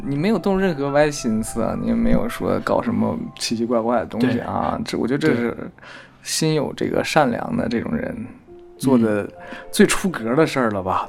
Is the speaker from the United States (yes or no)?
no; Heilongjiang, China; 我小时候在黑龙江是不可能够遇到这种情况，